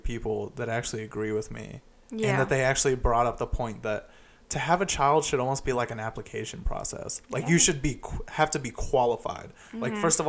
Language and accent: English; United States; I love being an American